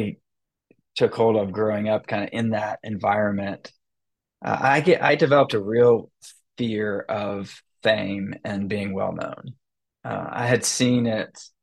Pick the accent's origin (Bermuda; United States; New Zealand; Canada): United States; Atlanta, Georgia; I was born in Atlanta, Georgia, and I grew up in a Christian household